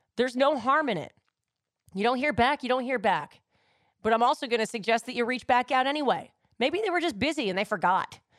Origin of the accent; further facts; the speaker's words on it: New York, United States; love my hometown